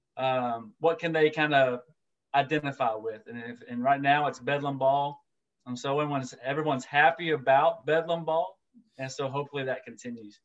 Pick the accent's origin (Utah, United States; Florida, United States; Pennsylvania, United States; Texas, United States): Texas, United States; Orange; now in Tyler, United States; moved back to my hometown of Orange, Texas